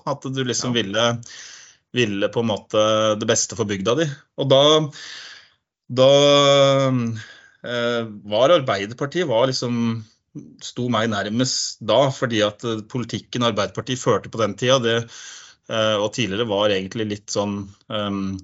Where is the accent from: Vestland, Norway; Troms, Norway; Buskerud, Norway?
Buskerud, Norway; Flå; moved away as an adult; now in Ringerike, Norway; opprinnelig fra Flå i Hallingdal, da. Så jeg er jo innflytter til Ringerike. Tilbrakt størstedelen av livet mitt på Flå.